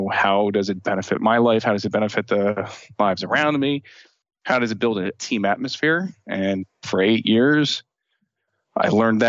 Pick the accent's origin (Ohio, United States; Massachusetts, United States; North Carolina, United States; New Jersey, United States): New Jersey, United States; Union; I grew up in Union, New Jersey, kind of like in the Union County area. So Union, New Jersey, Irvington, you know, the bad spots of New Jersey.